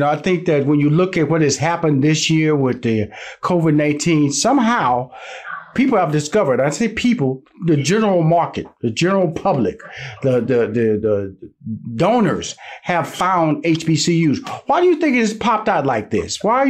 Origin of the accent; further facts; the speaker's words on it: Houston, Texas, United States; I come from Houston, Texas, so I'm surrounded by HBCU schools.